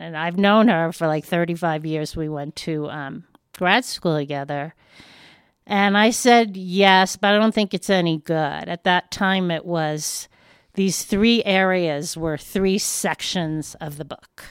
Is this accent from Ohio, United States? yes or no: no; New York, United States; moved away as an adult; now in Westcliffe, United States; am a Jew from New York